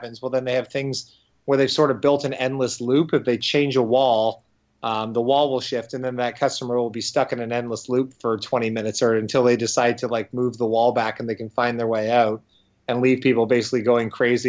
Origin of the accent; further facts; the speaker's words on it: Windsor, Ontario, Canada; my hometown of Windsor